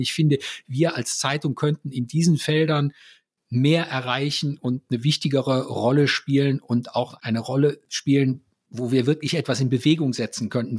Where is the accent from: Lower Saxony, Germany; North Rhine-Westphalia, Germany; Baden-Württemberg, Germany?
North Rhine-Westphalia, Germany; Mönchengladbach; bei uns in Mönchengladbach